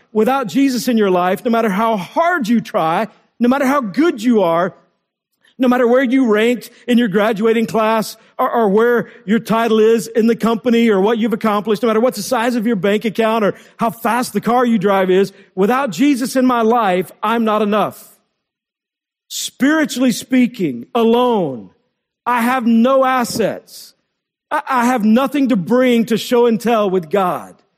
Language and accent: English; Texas, United States; When I was in eighth grade, growing up in Texas